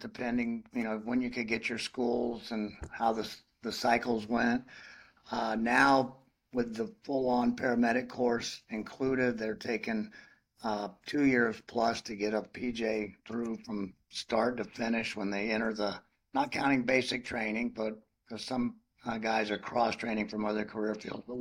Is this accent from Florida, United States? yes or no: yes; Zephyrhills, Florida, United States; I grew up in Florida, near Zephyr Hills